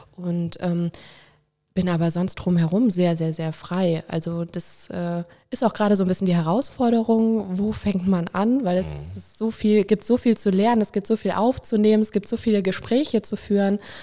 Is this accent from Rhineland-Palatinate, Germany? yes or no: yes; Winningen, Rhineland-Palatinate, Germany; also born or lived in Koblenz; Ich bin an der Mosel aufgewachsen, in Winningen und in Prodenbach